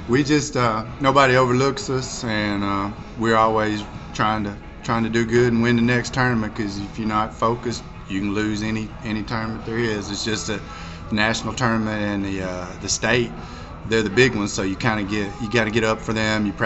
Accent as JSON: {"language": "English", "town": "Dumas", "country": "United States", "said": "Well, so I'm from Dumas, and there was a there's a little festival down there, Ding Dong Days"}